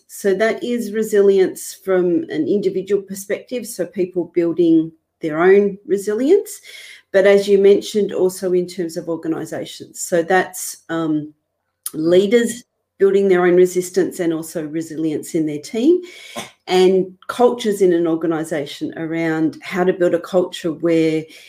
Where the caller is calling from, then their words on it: Victoria, Australia; I'm in Victoria in Australia, which, if people know Melbourne, I'm basically in regional Victoria, so about an hour north of Melbourne.